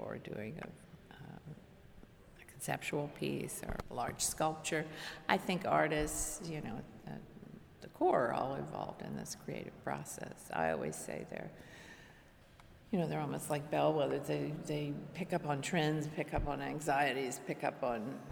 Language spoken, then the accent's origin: English; Washington, District of Columbia, United States; I was born and raised in Washington, D.C.